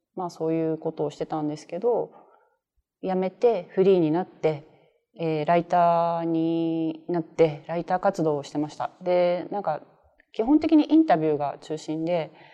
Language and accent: Japanese; Tokyo, Japan; 自分東京で生まれて東京で育った人間なので